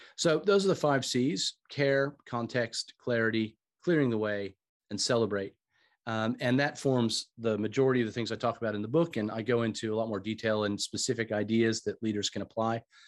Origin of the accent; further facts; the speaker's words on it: United States; moved away as an adult; also born or lived in Australia / United Kingdom; you can probably tell from my accent, I'm originally from the States